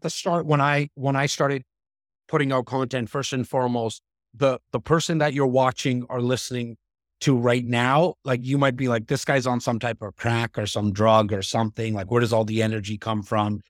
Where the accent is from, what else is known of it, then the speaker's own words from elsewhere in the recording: Toronto, Ontario, Canada; I'm from Rexton, like, this North part of Toronto